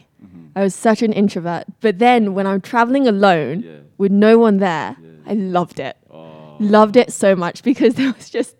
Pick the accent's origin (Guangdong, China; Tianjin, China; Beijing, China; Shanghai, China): Beijing, China; It was so my hometown in China was in Beijing.